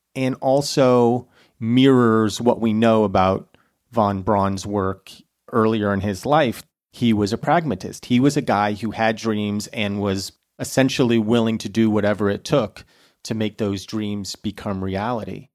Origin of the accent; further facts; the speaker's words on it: United States; as an American